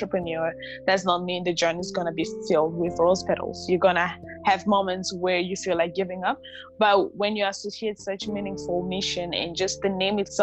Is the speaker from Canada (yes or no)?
no; Namibia; moved away as an adult; also born or lived in Democratic Republic of the Congo; now in United States; I was raised in Namibia